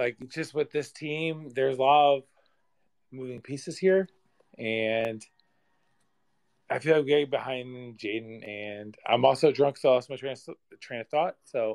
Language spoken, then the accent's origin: English; West Lafayette, Indiana, United States; and I grew up in West Lafayette, so like I was at all the Big Dogs games